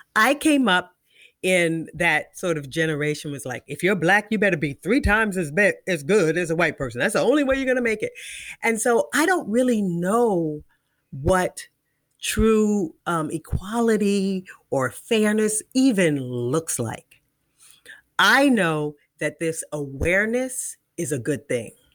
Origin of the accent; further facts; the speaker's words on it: Washington, District of Columbia, United States; I'm from Washington, D C.